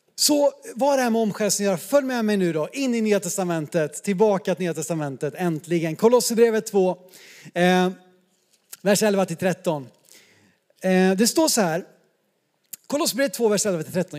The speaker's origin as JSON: {"language": "Swedish", "country": "Sweden", "said": "som svenskar"}